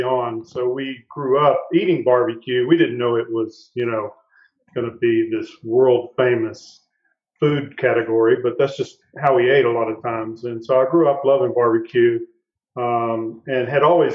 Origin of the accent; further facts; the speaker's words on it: Noonday, Texas, United States; when I was a little kid, I was from East Texas, a little town called Noonday outside of Tyler